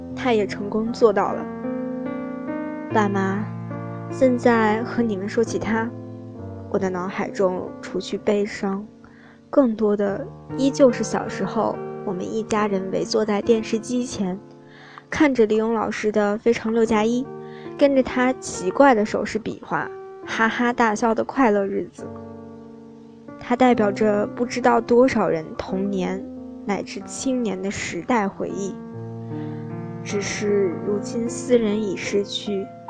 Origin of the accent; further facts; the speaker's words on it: Jinchang, Gansu, China; moved away as an adult; now in Nanjing, China; 来自甘肃金昌。我在南京大学